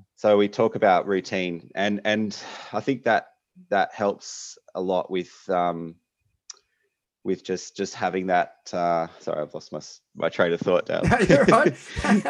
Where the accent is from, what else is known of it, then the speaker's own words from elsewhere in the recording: Melbourne, Victoria, Australia; moved away as an adult; now in Perth, Australia; I am from Melbourne originally, uh, and then happened to get into medical school over here in Western Australia